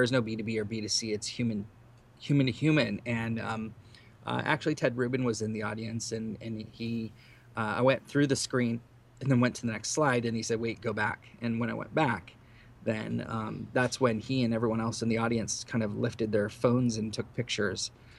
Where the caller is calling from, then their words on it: San Jose, California, United States; This is …. I am live from San Jose.